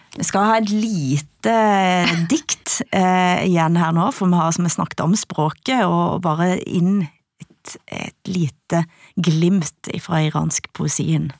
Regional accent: Ryfylke, Rogaland, Norway; jeg kan kjenne meg som vestlending, jeg kan kjenne meg som ryfylking.

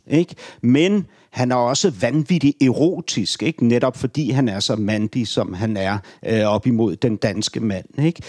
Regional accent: Ordrup, Capital Region of Denmark, Denmark; also born or lived in Beirut, Lebanon / Nørrebro, Copenhagen; now in Copenhagen, Denmark; jeg kommer fra Ordrup

